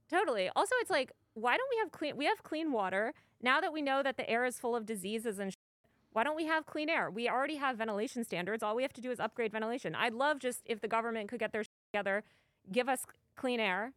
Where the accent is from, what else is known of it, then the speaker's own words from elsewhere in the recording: New York, United States; moved away as an adult; now in Los Angeles, United States; I've lived in New York over half my life. I was born in New York.